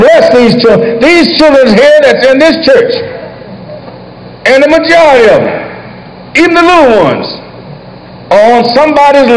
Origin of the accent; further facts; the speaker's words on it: Washington, District of Columbia, United States; I was born and raised right here in Southwest Washington